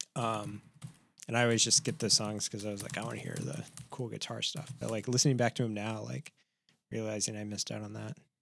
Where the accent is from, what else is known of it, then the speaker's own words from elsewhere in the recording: Midwest, United States; growing up in the Midwest